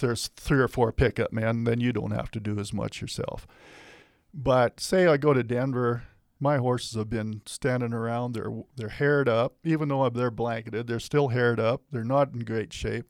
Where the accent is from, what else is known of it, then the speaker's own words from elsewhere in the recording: Matador Community Pasture, Saskatchewan, Canada; I was born and raised on the Matador Community Pasture, which is a huge, largest community pasture in Canada.